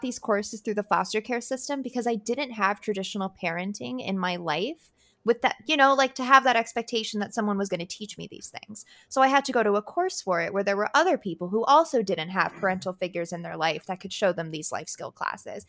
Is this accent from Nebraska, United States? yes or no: no; Colorado, United States; I grew up in Colorado